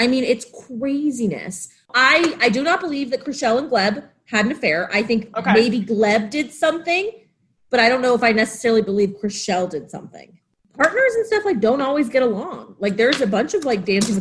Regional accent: the South, United States; also born or lived in Quad Cities; I'm from the South

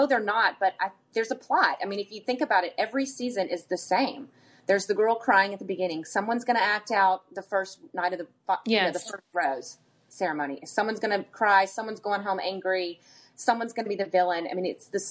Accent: the South, United States; growing up in the South, that's like the way we roll

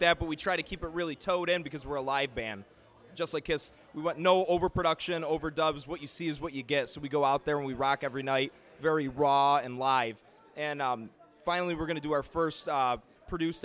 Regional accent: New York, United States; We're from New York

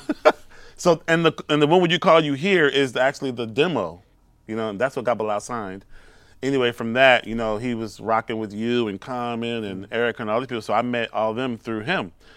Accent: Houston, Texas, United States; moved away as an adult; also born or lived in Brooklyn; I'm from Houston, Texas

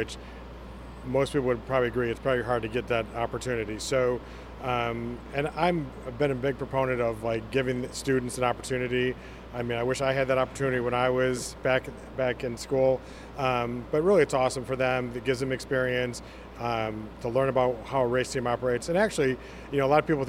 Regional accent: Chicago, Illinois, United States; moved away; I'm actually from Chicago

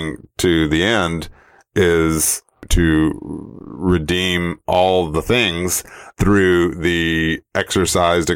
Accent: Georgia, United States; accent: Southerner; I grew up in Georgia.

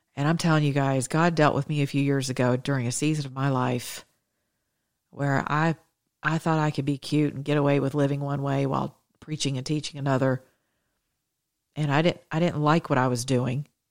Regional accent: the South, United States; I'm from the South

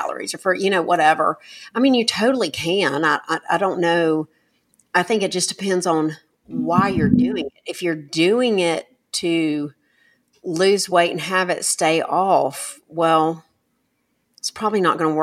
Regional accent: United States; we as an American people

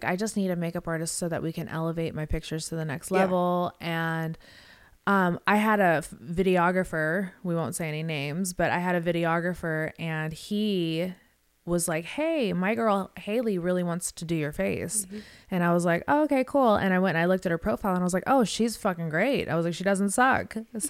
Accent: Las Vegas, Nevada, United States; I'm from Vegas. This is like the only thing I know how to do is pose in lingerie

